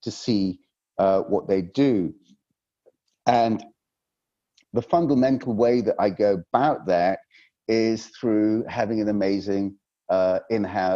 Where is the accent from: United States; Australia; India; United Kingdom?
United Kingdom; Yorkshire and the Humber; I come from Yorkshire